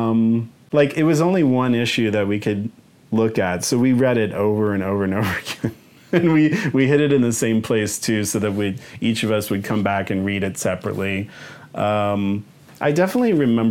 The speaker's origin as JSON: {"language": "English", "town": "Wichita", "region": "Kansas", "country": "United States", "tie": "born or raised there", "moved": "yes", "said": "my hometown in Wichita, Kansas"}